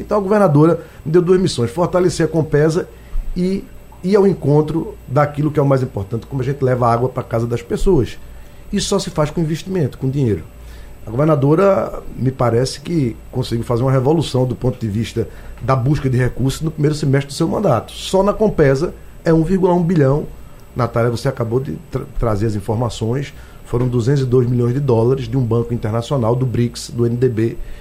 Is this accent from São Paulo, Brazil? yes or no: no; Pernambuco, Brazil; moved away as an adult; Eu sou pernambucano, como disse, não foi um sacrifício voltar para minha terra